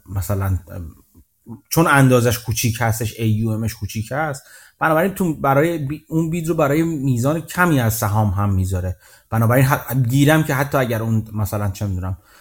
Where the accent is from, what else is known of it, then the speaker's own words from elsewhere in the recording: Iran; now in Canada; من ایرانی خارج از ایران هستم